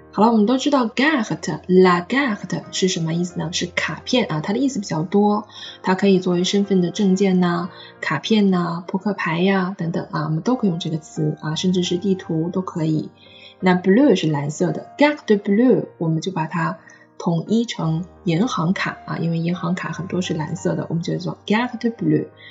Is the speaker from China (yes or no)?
yes; China; 我们中国人